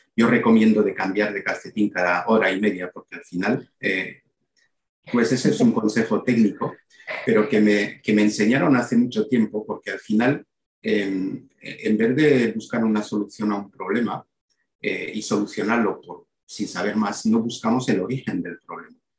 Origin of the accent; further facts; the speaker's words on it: Belgium; moved away as an adult; also born or lived in Málaga, Spain / El Bierzo (family origin); yo nací en Bélgica hace 58 años. Em, eh, y he pasado 18 años de mi vida ahí. Cuando decía esa foto de camareros es cuando llegué a Málaga